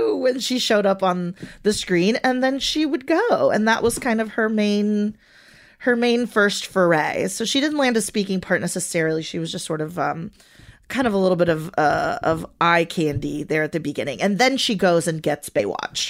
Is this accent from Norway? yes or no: no; Venezuela; first language Spanish; English is a second language; moved away